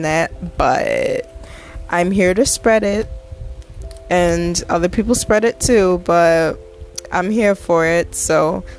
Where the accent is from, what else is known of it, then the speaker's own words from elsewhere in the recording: Jamaica; also born or lived in Massachusetts, United States; now in Connecticut, United States; I am 21. I'm from Jamaica. I'm currently staying in Connecticut temporarily, but I'll be moving back to Mass pretty soon because I miss Massachusetts.